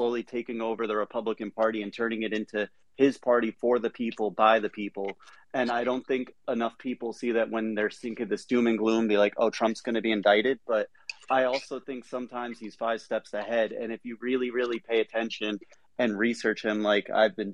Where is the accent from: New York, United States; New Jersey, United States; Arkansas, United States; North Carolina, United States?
New Jersey, United States; I'm from Central Jersey